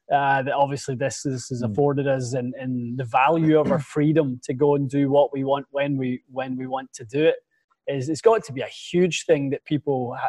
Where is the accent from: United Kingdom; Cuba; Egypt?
United Kingdom; West Coast of Scotland; moved away as an adult; now in Canada; Growing up in the West Coast, Pete, I can 100% vouch for that. I used to work at Turnberry before moving to Canada